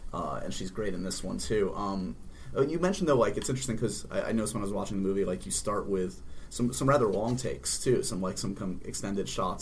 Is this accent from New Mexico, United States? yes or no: no; New York City, New York, United States; New York is my hometown.